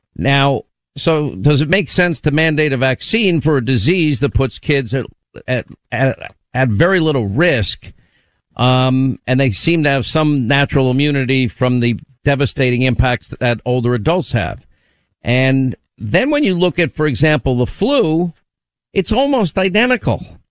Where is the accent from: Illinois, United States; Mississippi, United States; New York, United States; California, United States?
New York, United States; I was born in New York.